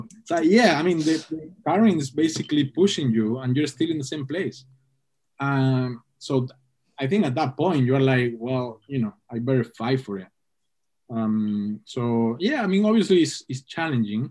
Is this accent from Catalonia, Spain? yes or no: no; Canary Islands, Spain; English is a second language; moved away; also born or lived in Hong Kong; growing up in the Canary Islands